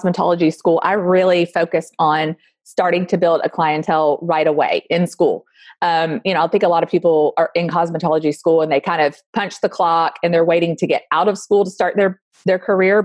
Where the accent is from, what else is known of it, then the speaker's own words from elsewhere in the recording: Alabama, United States; now in Austin, United States; I grew up in Alabama